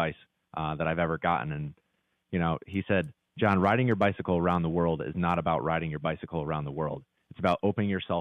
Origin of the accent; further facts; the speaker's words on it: Connecticut, United States; moved away as an adult; also born or lived in New York City; I grew up in Connecticut, moved to New York City.